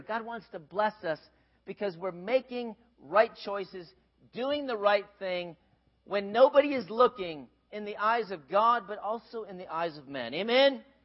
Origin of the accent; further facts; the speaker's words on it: Minnesota, United States; grew up in Minnesota